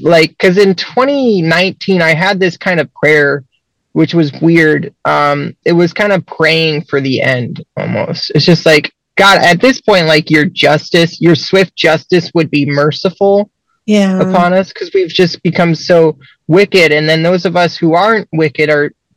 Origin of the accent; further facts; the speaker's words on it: Central Ohio, United States; I'm from Central Ohio